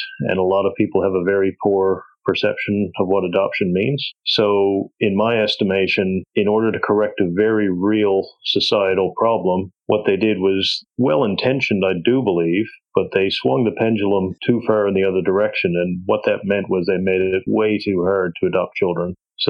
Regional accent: Canada; moved away as an adult; also born or lived in Australia; now in New Zealand; I'm an Australian citizen with a funny accent from Canada

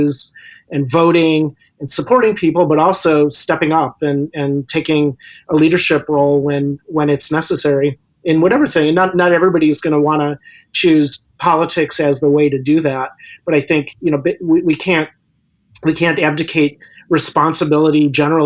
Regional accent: Chicago, Illinois, United States; moved away as an adult; also born or lived in Wisconsin; now in Vancouver, Canada; I was born and raised in Chicago area, but I lived in Wisconsin for a decade

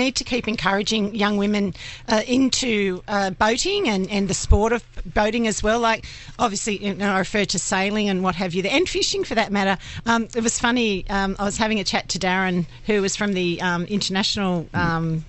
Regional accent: Summerland Point, New South Wales, Australia; I grew up in Summerland Point

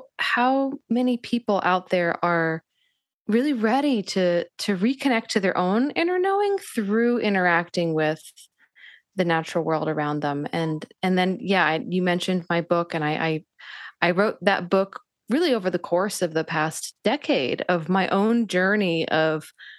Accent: Northeast, United States; And that was partially, you know, my upbringing. I, you know, growing up in the Northeast, and I had a very much an internalized belief system that to be spiritual was at odds with being intellectual.

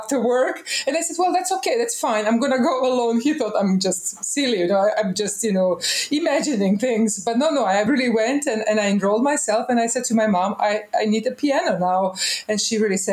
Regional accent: Osijek, Osijek-Baranja County, Croatia; I was born in Osijek. That is one little town in Croatia. Now it used to be ex-Yugoslavia. There I went to kindergarten

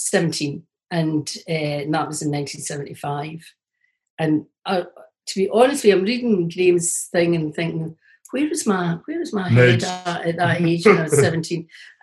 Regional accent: Lanarkshire, Scotland, United Kingdom; I'm from Lanarkshire

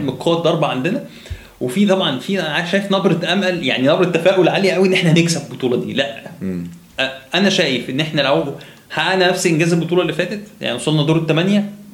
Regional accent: Egypt; عندنا في مصر

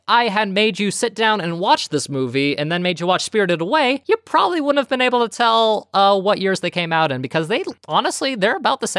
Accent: United States; we're American.

